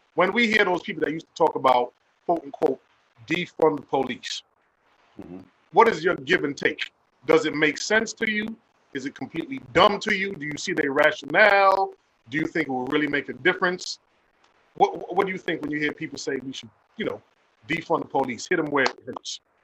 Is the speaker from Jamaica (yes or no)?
yes; Jamaica; I'm Jamaican.